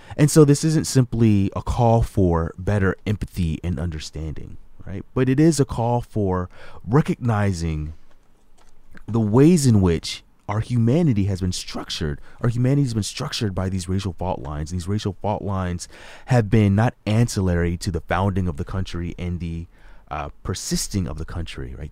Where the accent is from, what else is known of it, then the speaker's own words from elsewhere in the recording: Hampton, Virginia, United States; moved away; I was born in Hampton, Virginia. I call Hampton, Virginia my hometown, is where my mom continues to live.